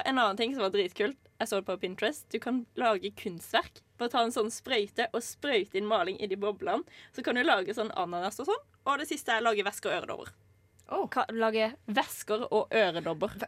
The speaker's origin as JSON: {"language": "Norwegian", "country": "Norway", "tie": "born or raised there", "said": "her i Norge, faktisk i hjembyen min"}